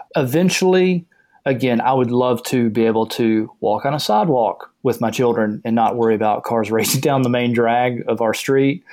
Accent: the South, United States; I grew up in the South

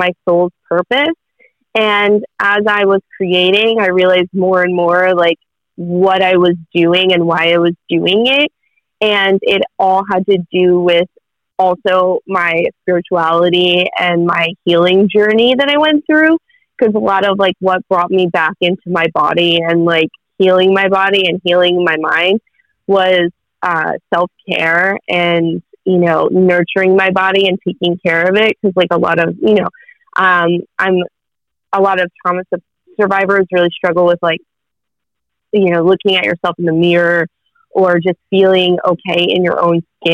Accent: New Jersey, United States; moved away as an adult; also born or lived in Florida; I grew up in New Jersey. But I moved to Florida. Oh. And then now I live in New Jersey again

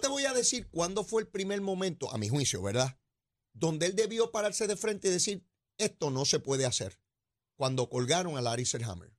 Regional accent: San Juan, Puerto Rico; yo soy de San Juan, conozco perfectamente San Juan

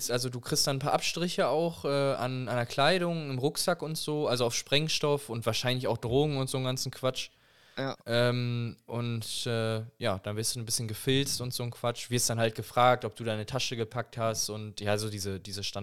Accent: Germany; Und dann so, ja, das ist halt mein Name, aber ich bin halt Deutscher

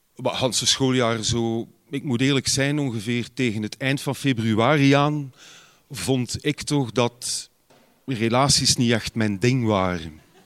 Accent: Ghent, Flanders, Belgium

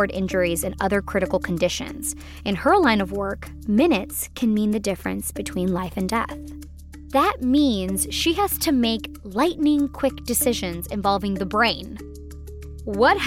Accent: Boston, Massachusetts, United States; We're both from Boston.

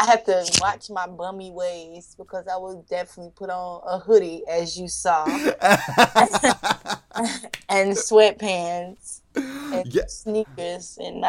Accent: United States; you know, I'm from the States, people in other countries

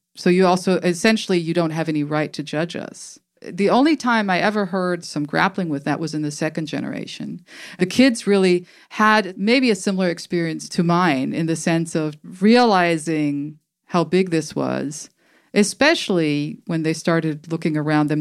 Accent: Germany; moved away; also born or lived in Tuscaloosa, Alabama, United States; So I grew up in Germany.

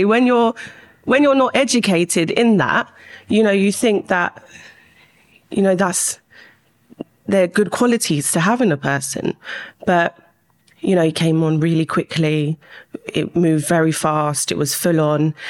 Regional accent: London, United Kingdom; I grew up in West London, went to school there

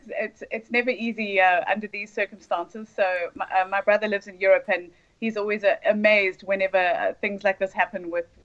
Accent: Zimbabwe; For myself, I grew up in Zimbabwe. My mum is Scottish. My dad's grandparents were Scottish.

